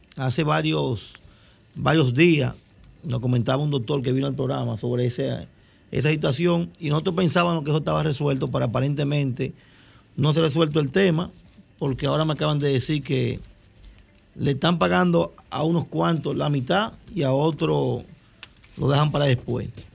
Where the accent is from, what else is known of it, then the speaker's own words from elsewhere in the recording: Dominican Republic; yo soy un dominicano